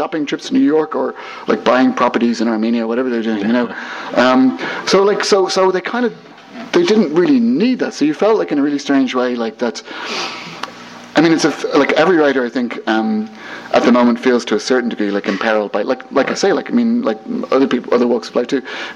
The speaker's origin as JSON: {"language": "English", "country": "Ireland"}